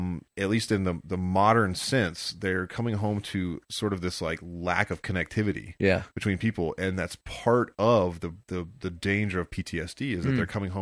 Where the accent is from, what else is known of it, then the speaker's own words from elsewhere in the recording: Texas, United States; accent: Texas; normally I don't get called out for my Texas accent.